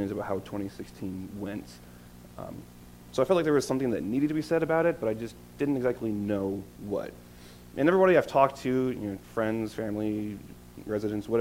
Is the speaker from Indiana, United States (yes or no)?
no; Normal, Illinois, United States; I grew up in Normal, Illinois